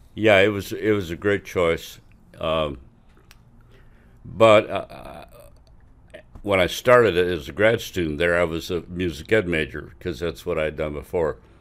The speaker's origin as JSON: {"language": "English", "town": "Quincy", "region": "Illinois", "country": "United States", "tie": "born or raised there", "said": "I was born in Quincy, Illinois, and went to elementary school and high s-, part, most of high school there"}